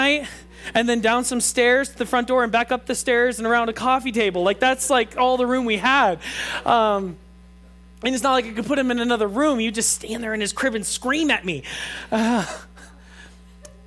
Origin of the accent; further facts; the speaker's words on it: Truckee, California, United States; I grew up in Truckee, went away, came back